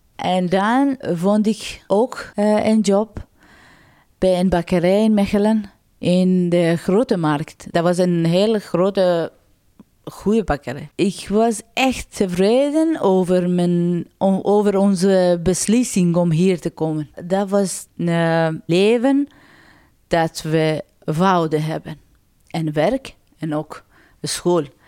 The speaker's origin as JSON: {"language": "Dutch", "town": "Mashhad", "region": "Razavi Khorasan", "country": "Iran", "tie": "born or raised there", "second_language": "Dutch", "moved": "as an adult", "lives_now": "Sint-Katelijne-Waver, Belgium", "said": "Ik ben in 1989 eh, in Iran geboren. En mijn stad was Mashhad."}